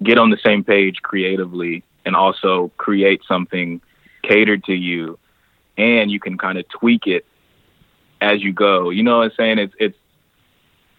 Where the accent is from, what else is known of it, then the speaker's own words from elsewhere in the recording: Indiana, United States; I'm from Indiana